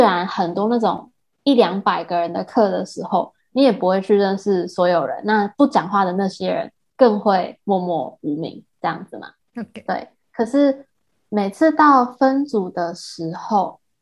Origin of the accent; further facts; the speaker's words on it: Taiwan; accent: Taiwanese (English accent); also born or lived in Shanghai, China; now in United States; 我讲的还会有口音，就那种很台湾人的那种英，英文的口音